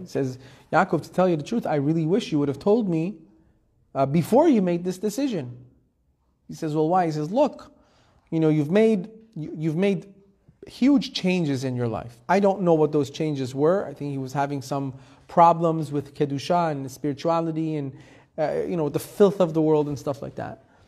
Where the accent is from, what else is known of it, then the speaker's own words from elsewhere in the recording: Iran; moved away; I was born in Iran. Persian traditional family